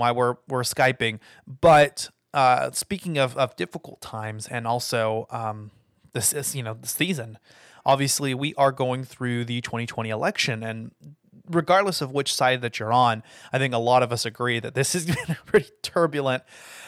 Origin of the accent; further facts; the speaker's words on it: United States; as the American people